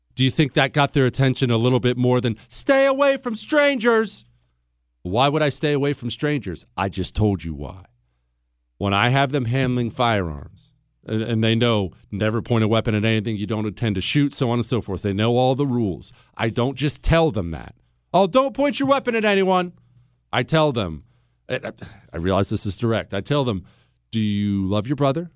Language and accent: English; United States; moved away; I grew up in Ohio, Montana.